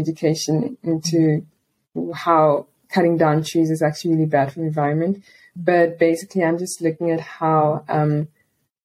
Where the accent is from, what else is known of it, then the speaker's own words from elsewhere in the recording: Port Elizabeth, Eastern Cape, South Africa; I'm a student and English teacher from Port Elizabeth, which is a small city on the coast of South Africa.